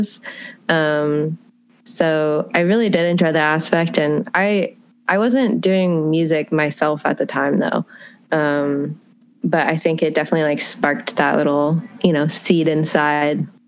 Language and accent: English; Massachusetts, United States; I grew up in Massachusetts, so yeah, I've only ever lived on the East Coast